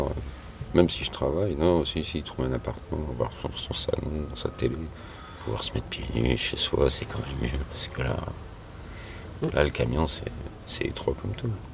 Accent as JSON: {"language": "French", "town": "Lyon", "region": "Auvergne-Rhône-Alpes", "country": "France", "said": "la base je suis de Lyon."}